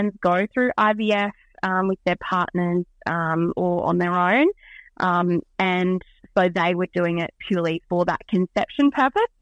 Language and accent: English; Scone, New South Wales, Australia; now in Tamworth, Australia; I am originally from Scone. My family are dairy farmers in Scone, and I lived there my whole life except for boarding school and uni.